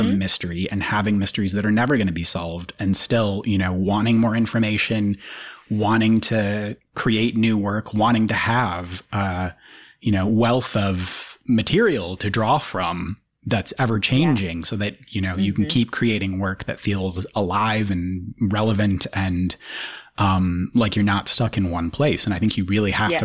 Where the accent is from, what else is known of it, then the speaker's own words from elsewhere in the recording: Minnesota, United States; I grew up in Minnesota